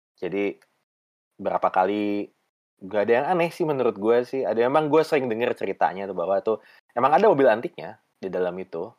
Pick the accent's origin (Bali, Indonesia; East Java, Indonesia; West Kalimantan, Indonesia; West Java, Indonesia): West Java, Indonesia; Bandung; Gue karena tumbuh besar di Dago